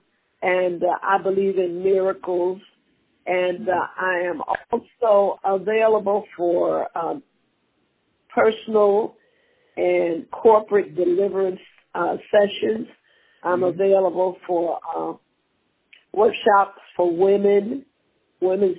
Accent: Tennessee, United States; moved away; also born or lived in Mississippi; Born in Mississippi, raised in Tennessee

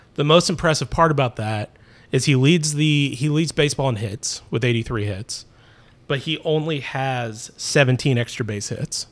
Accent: Terre Haute, Indiana, United States; I'm from Terre Haute, Indiana

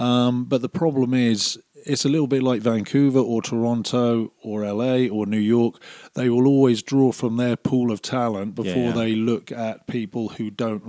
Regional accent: Cornwall, South West England, United Kingdom; moved away as an adult; also born or lived in Calgary, Canada; now in Airdrie, Canada; I was raised in Cornwall, which is a beautiful, beautiful place.

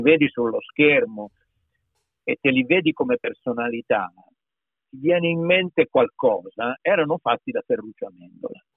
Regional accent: Piedmont, Italy; accent: Piedmontese; io, io, sono piemontese, per tanti anni ho parlato piemontese, io vivevo in campagna in origine

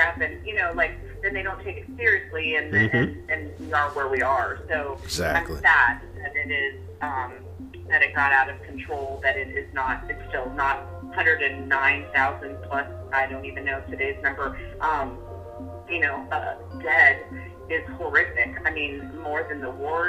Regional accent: New York, United States; I'm a New Yorker

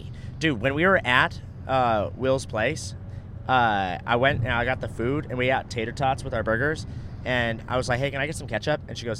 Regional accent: Orange County, California, United States; also born or lived in Florida / Pasadena / Costa Mesa; now in Austin, United States; I'm very West Coast, grew up there. I was born in Florida, grew up in Orange County, LA, lived in Pasadena for some time. Like, it's very I'm very West Coast. I was born to live in New York.

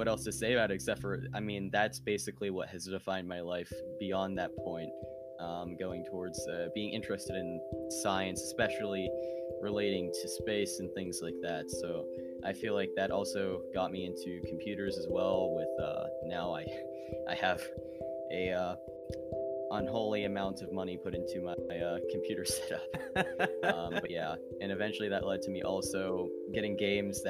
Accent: Pittsburgh, Pennsylvania, United States; I'm from around the Pittsburgh area in Pennsylvania.

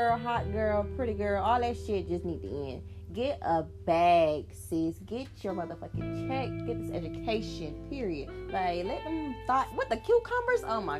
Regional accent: Miami, Florida, United States; I'm from Florida, Miami.

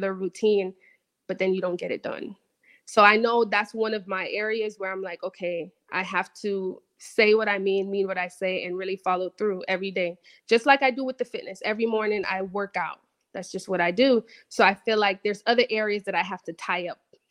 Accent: Jamaica; moved away; growing up in Jamaica, there's my parents did all that they could, obviously, to get me to a country with better opportunities

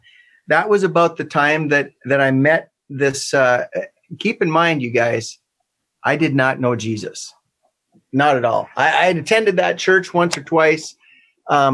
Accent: Maddock, North Dakota, United States; When I was growing up, I grew up in Mattock, North Dakota

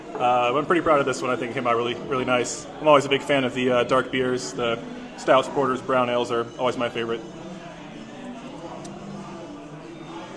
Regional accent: Tennessee, United States; now in Cleveland, United States; I'm just from Tennessee

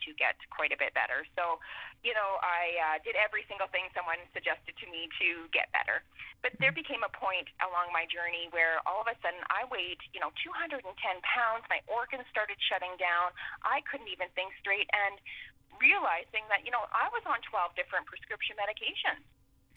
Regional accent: Portage la Prairie, Manitoba, Canada; moved away; my hometown

